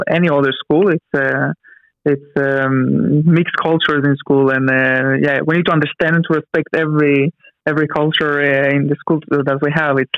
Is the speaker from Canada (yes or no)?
no; Israel; Because my parents they came from Ukraine, right? So um, I was, as you said, um, born and raised in Israel. So, but I was having mixed culture. I had this Russian culture in my house. So I grew up with Russian, but uh, in the same time also with uh, Hebrew to an Israeli society.